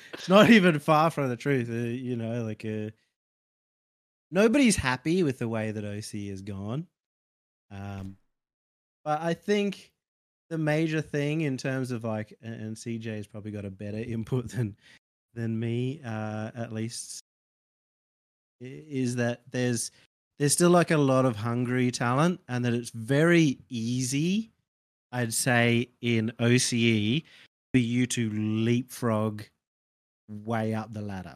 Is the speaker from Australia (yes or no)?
yes; Australia; as an Aussie